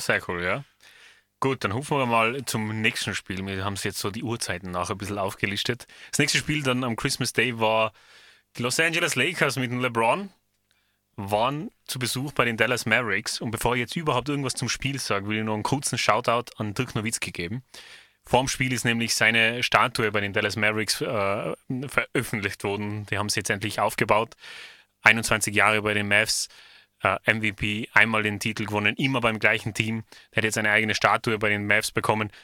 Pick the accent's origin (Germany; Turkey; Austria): Austria; bei uns in Österreich